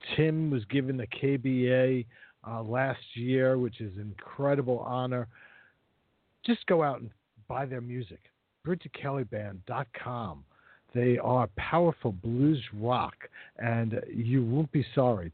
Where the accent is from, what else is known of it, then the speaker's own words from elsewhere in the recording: Mississippi, United States; my home state of Mississippi